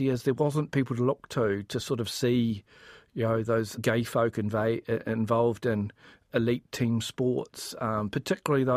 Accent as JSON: {"language": "English", "area": "Pohangina Valley", "region": "Manawatū-Whanganui", "country": "New Zealand", "tie": "born or raised there", "also_born_or_lived": "Wellington", "moved": "as an adult", "said": "I grew up in the Pohanga Valley in the Manawatū"}